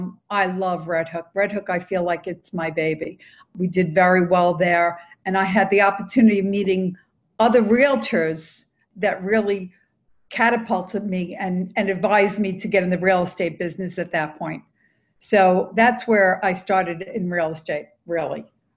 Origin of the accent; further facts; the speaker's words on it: New York City, New York, United States; I was born and raised in Brooklyn. My father grew up and actually was called, before it had names as Carroll Gardens, it was called South Brooklyn, Red Hook, South Brooklyn.